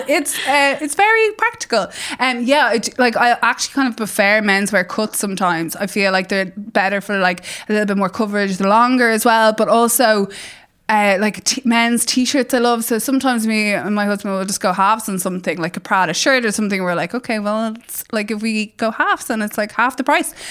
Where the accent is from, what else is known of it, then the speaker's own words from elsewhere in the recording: Ireland; as Irish people